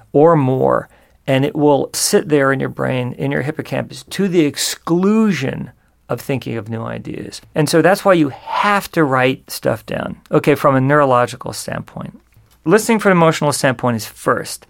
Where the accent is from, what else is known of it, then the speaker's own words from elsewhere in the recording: San Juan Capistrano, California, United States; I grew up in Southern California in uh, this place called San Juan Capistrano